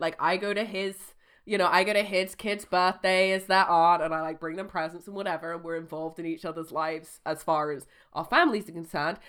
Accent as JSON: {"language": "English", "country": "United Kingdom", "said": "we're British"}